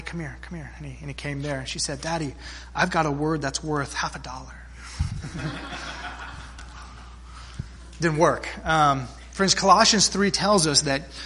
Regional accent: South Texas, United States; Growing up in South Texas, we spent many a weekend at my grandparents' lake house there on Lake Corpus Christi

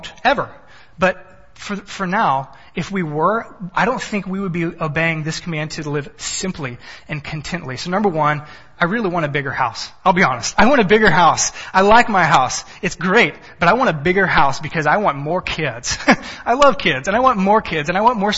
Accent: Texas, United States; I'm from Texas. Everything is bigger in Texas

